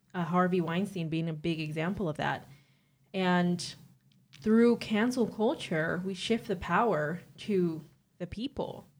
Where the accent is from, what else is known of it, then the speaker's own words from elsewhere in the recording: Caribbean Netherlands; moved away as an adult; now in Netherlands; I'm twenty-three years old, and I'm from Bonaire. I've lived in the Netherlands for four years now